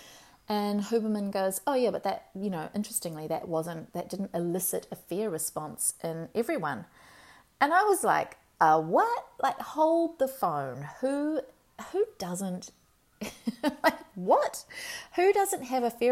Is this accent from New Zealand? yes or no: yes; Marlborough Sounds, New Zealand; When we were kids, we grew up in the Marlborough Sounds.